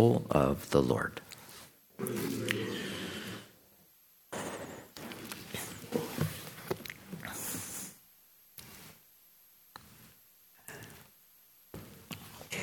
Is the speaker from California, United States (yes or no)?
no; Quincy, Illinois, United States; My hometown, Quincy, Illinois, is on the most western tip of Illinois